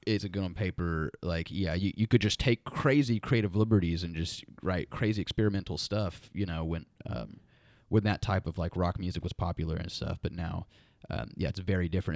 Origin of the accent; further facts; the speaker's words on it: Muskogee, Oklahoma, United States; We grew up in Muskogee